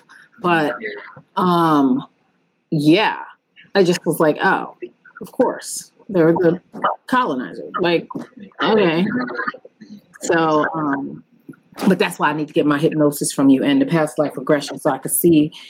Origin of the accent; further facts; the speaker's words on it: South Windsor, Connecticut, United States; the town I grew up in was South Windsor, right? In New England.